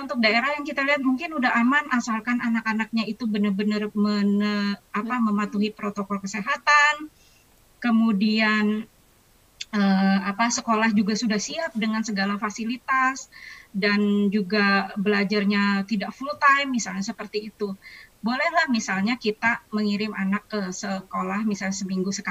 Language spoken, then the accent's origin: Indonesian; Jakarta, Indonesia; Karena misalnya kita orang Jakarta nggak bisa sekolah misalnya